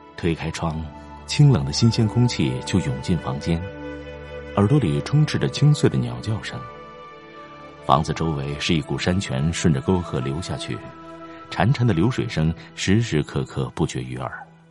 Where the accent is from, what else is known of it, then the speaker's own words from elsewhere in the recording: a small town near Mount Emei, Sichuan, China; 我的老家在靠近峨眉山的一个小镇上